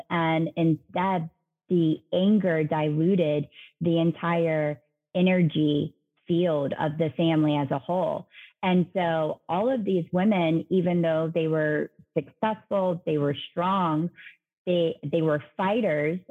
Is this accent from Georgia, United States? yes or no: yes; Savannah, Georgia, United States; Savannah, um, which is where I'm originally from